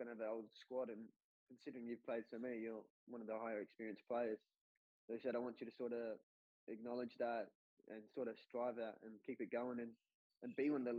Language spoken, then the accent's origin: English; Queensland, Australia; moved away; I'm from Queensland